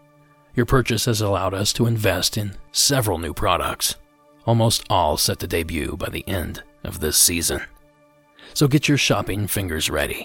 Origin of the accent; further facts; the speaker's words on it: Ohio, United States; also born or lived in California; the hills and hollers of my home state of Ohio.